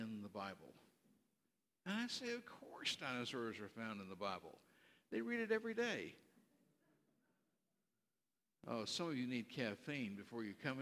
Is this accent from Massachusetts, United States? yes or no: no; Berkeley, California, United States; I was born out in California, raised on the campus at Cal Berkeley